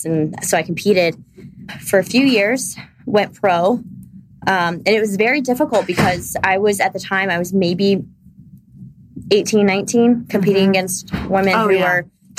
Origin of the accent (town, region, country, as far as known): Ohio, United States